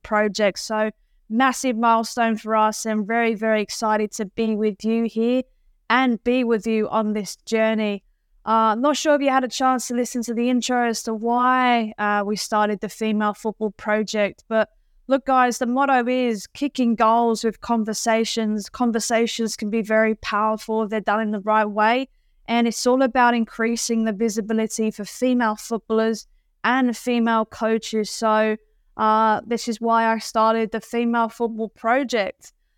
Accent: England, United Kingdom; I am English

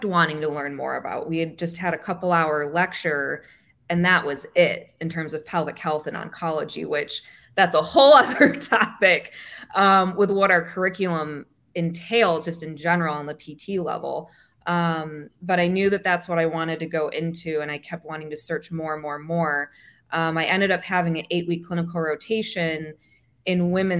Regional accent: Michigan, United States; moved away as an adult; also born or lived in Texas / Annapolis, Maryland; now in Florida, United States; I grew up in Michigan

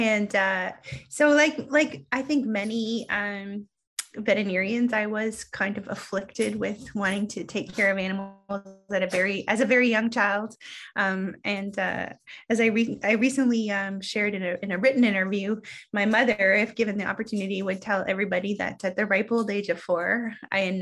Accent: Canada; I am Canadian.

